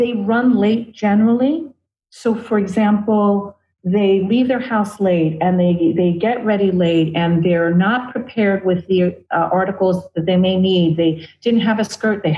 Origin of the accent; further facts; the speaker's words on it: New York City, New York, United States; I'm an Ashun priest of 22 years from Brooklyn